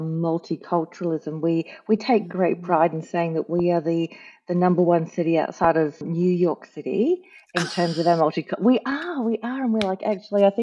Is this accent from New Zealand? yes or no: yes; New Zealand; now in Logan, Australia; I grew up in New Zealand